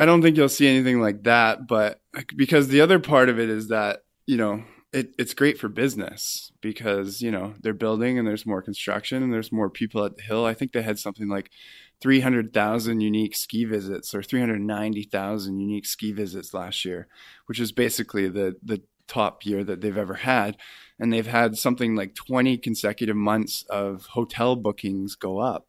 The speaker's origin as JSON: {"language": "English", "town": "Kamloops", "region": "British Columbia", "country": "Canada", "tie": "born or raised there", "moved": "as an adult", "lives_now": "Vancouver, Canada", "said": "I'm sort of from Kamloops. I spent my formative years there. I went to high school and elementary school there"}